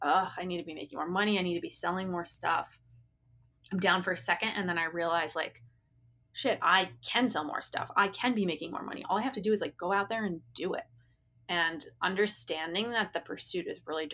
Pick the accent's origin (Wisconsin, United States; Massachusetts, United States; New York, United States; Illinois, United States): Massachusetts, United States; Massachusetts outside of Boston, United States; I grew up in Massachusetts outside of Boston